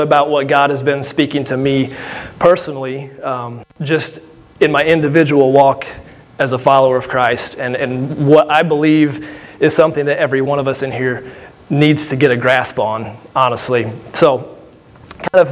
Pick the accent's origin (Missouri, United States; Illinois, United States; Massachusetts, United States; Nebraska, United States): Illinois, United States; Benton; I'm born and raised here in Southern Illinois. I'm from Benton